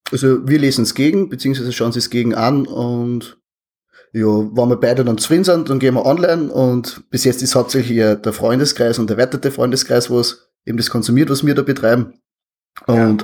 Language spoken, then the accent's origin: German; Austria; accent: Austrian dialect